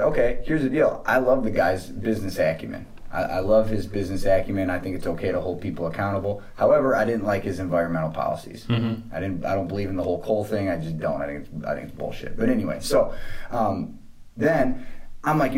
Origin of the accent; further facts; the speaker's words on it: Michigan, United States; moved away as an adult; also born or lived in Arizona; I'm from Michigan, but I'd spent 9 years in Arizona